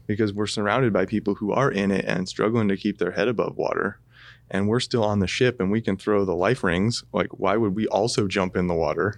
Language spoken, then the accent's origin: English; Corbett, Oregon, United States; grew up in Corbett as well